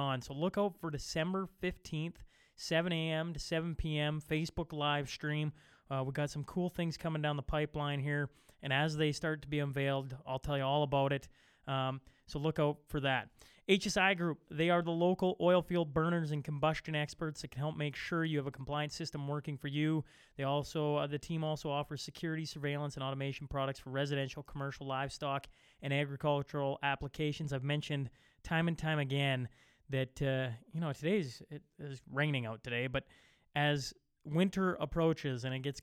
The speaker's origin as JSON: {"language": "English", "town": "Hillmont", "region": "Saskatchewan", "country": "Canada", "tie": "born or raised there", "said": "We are four brothers spread over 10 years, all born and raised in Hillmont, Saskatchewan"}